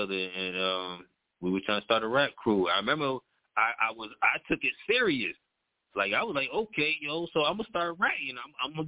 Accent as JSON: {"language": "English", "region": "Connecticut", "country": "United States", "tie": "born or raised there", "said": "I grew up over there off of Maple Avenue. I grew up on Webster Street"}